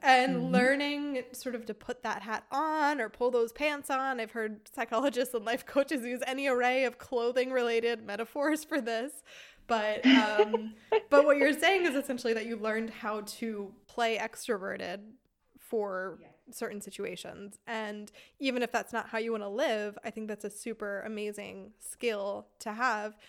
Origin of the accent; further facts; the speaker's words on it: United States; moved away as an adult; now in Germany; We're both American